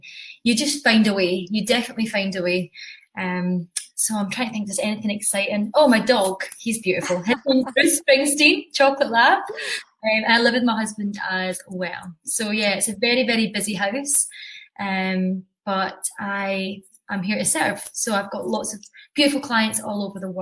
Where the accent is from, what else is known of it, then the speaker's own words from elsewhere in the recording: Scotland, United Kingdom; accent: Scottish; I am from Scotland, as you can tell by the accent